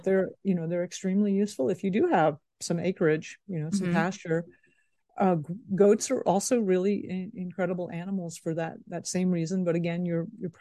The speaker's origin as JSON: {"language": "English", "region": "Florida", "country": "United States", "tie": "born or raised there", "also_born_or_lived": "Hong Kong / Austin, Texas", "moved": "yes", "said": "I grew up in Florida."}